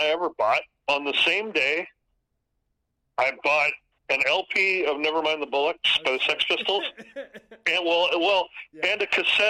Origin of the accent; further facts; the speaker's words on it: Orange County, California, United States; No, I'm from Orange County.